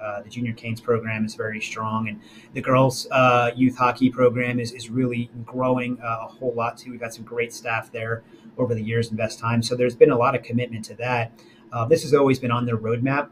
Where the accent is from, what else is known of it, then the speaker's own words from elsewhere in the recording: New Jersey, United States; now in North Carolina, United States; where I grew up in Jersey